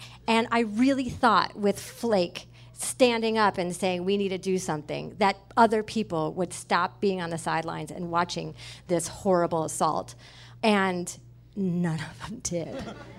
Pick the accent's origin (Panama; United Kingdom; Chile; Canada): United Kingdom; I call it petrol because I'm British